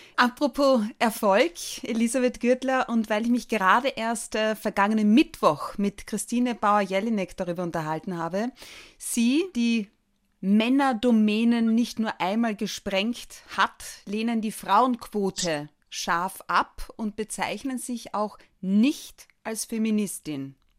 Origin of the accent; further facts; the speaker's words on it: Austria; Bei uns in Österreich